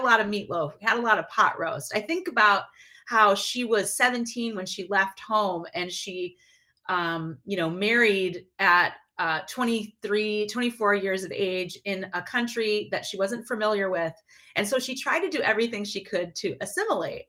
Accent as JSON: {"language": "English", "town": "Minneapolis", "region": "Minnesota", "country": "United States", "tie": "born or raised there", "also_born_or_lived": "Detroit, Michigan", "said": "I was born in Detroit, and my then we moved to uh, Minneapolis, St. Paul area"}